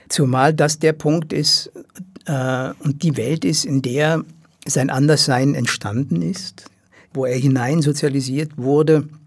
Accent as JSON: {"language": "German", "region": "Rhineland", "country": "Germany", "said": "Und wie gesagt, ich komme aus dem Rheinland und habe immer noch einige äh, Kontakte zu, zu, zu meiner Heimatwelt."}